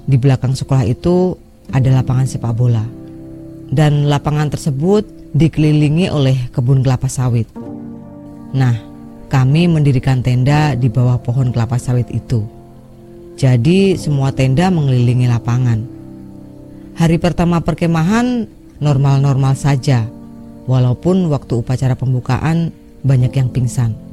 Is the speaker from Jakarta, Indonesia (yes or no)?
no; Lampung, Indonesia; now in Majalengka, Indonesia; Saya berasal dari Lampung. Cuma sekarang saya tinggal di Majalengka, Jawa Barat.